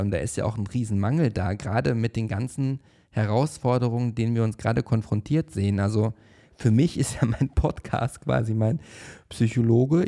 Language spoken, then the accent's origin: German; Paderborn, North Rhine-Westphalia, Germany; now in Berlin, Germany; wo ich in der Schule war und das war in der Oberstufe bereits und ich hatte Englisch LK und warum, warum auch immer saß ich halt eine sehr lange Zeit in der ersten Reihe und vor mir saß mein Englischlehrer, der Herr Steinbach, am Gymnasium Schloss Neuhaus